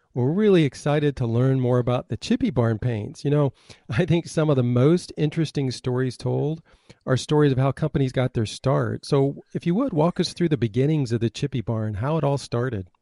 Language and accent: English; Michigan, United States; moved away; I was born in Michigan